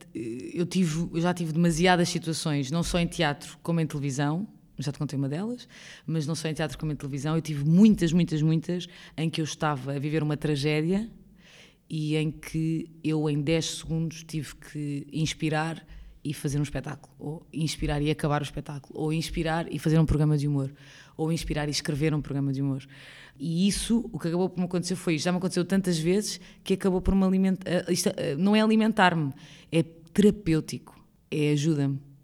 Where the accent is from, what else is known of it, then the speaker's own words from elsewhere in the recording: Lisbon, Portugal; nasci em Lisboa a minha vida toda, vivi em Lisboa a minha vida inteira